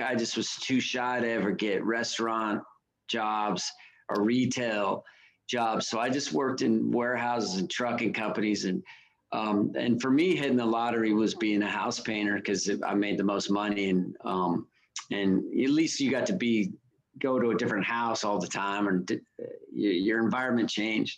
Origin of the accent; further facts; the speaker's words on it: Reno, Nevada, United States; I grew up in in Reno